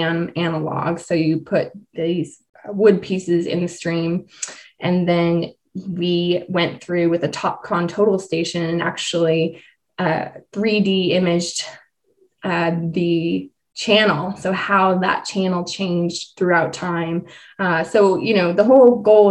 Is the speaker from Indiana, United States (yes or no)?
no; Idaho, United States; moved away; also born or lived in Southeast US; I was born and raised in Idaho.